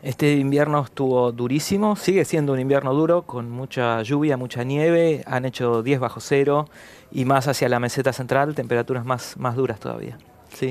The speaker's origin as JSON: {"language": "Spanish", "region": "Patagonia", "country": "Argentina", "said": "Soy patagónico, mis padres son patagónicos, mis abuelos eran patagónicos."}